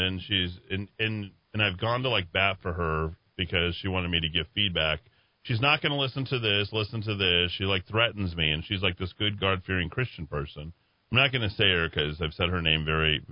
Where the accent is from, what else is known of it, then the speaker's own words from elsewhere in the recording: Albuquerque, New Mexico, United States; when I was growing up in Taylor Ranch